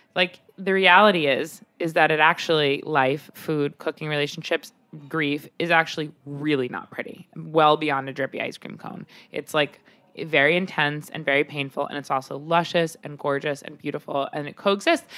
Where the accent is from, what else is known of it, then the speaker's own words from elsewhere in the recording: Long Island, New York, United States; I grew up on Long Island